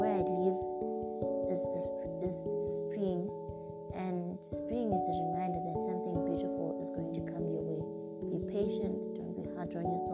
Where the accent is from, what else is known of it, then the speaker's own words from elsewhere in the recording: Zimbabwe; Zimbabwe, which is my home country